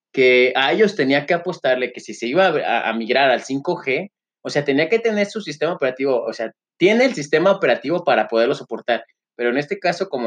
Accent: Mexico; soy mexicano, orgulloso, siempre lo he dicho

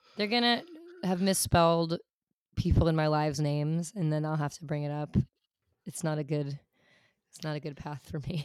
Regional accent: New York City, New York, United States; I grew up in New York City

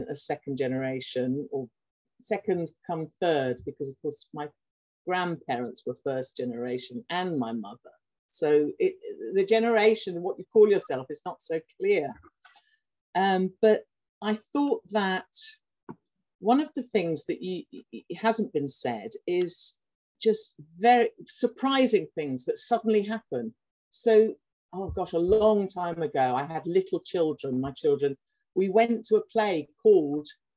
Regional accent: London, United Kingdom; now in Durham, United Kingdom; I'm originally from London, but I live in Durham.

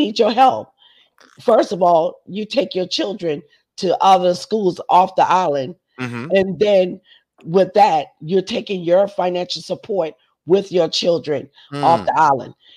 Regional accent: Charleston, South Carolina, United States; also born or lived in Adams Run, South Carolina; I was raised up west of the Ashley in the little area called the Ponderosa

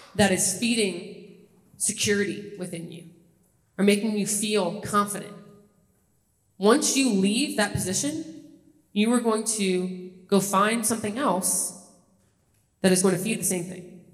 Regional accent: Kenner, Louisiana, United States; moved away as an adult; also born or lived in Los Angeles / Toledo, Ohio; I grew up a little outside New Orleans in a city called Kenner, NOLA

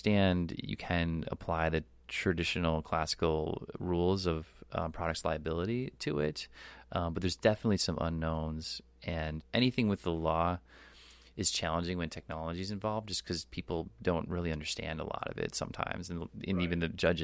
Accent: Wisconsin, United States; now in Venice, California, United States; I'm from Wisconsin originally

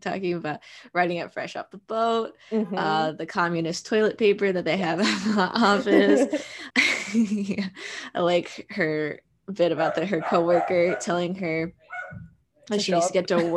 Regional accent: Montana, United States; I grew up in Montana

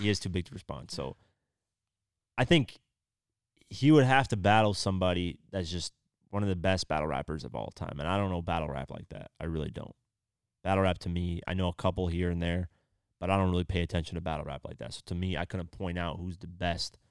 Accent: Iowa, United States; moved away; I came from Iowa

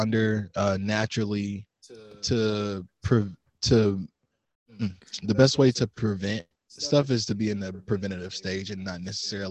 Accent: Atlanta, Georgia, United States; moved away; I'm from the South side of Atlanta, Georgia, and then my wife is from Mobile, Alabama.

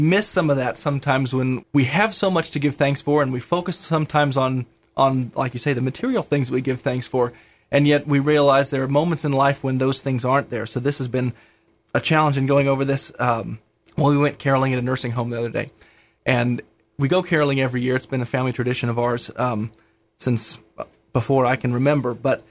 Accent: Rockford, Illinois, United States; also born or lived in Kansas City, Missouri / Nebraska / St. Louis; Well, I was born in Kansas City, Missouri. Grew up in Rockford, Illinois, kind of greater Chicagoland area.

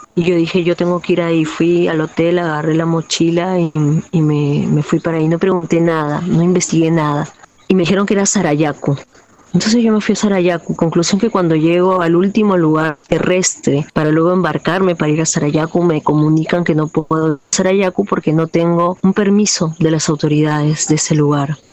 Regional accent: Lima, Peru; now in Manglaralto, Ecuador; yo crecí en un barrio popular limeño

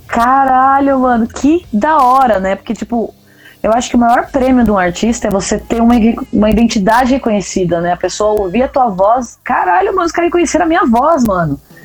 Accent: Pato Branco, Paraná, Brazil; Eu sou de Pato Branco

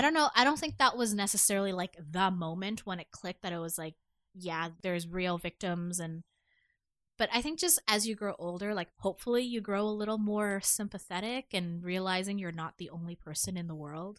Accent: Toronto, Ontario, Canada; I grew up in Chin and Finch

